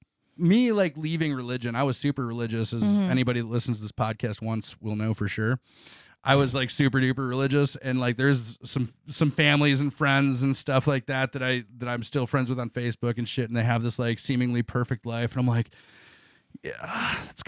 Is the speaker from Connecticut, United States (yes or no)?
no; Elmore, Ohio, United States; I grew up about 45 minutes east of Toledo in a small town called Elmore, Ohio.